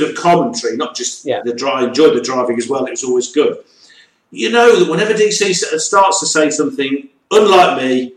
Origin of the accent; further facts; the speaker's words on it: East Midlands, United Kingdom; moved away as an adult; now in Wales; I am not Welsh. I am from God's own country, the East Midlands.